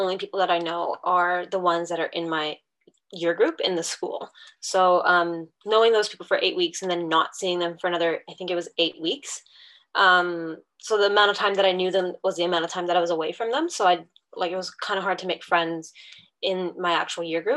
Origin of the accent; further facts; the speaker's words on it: Canada; moved away as an adult; now in New Zealand; I am currently residing in New Zealand and studying chiropractic here, but I'm originally born and raised in Canada.